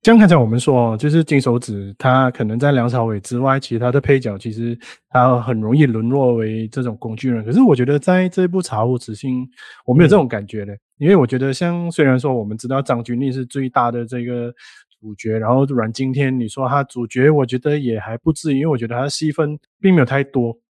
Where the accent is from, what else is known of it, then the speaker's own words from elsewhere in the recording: Malaysia; 因为我们是马来西亚人啊